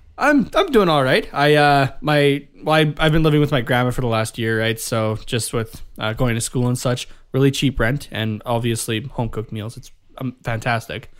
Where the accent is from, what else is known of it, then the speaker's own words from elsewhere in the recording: Canada; being Canadian